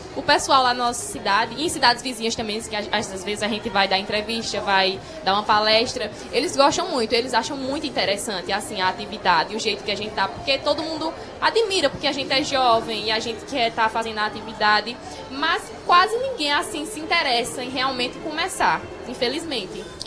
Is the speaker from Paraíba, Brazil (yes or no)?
yes; São José dos Cordeiros, Paraíba, Brazil; Sou lá da, da cidade de São José dos Cordeiros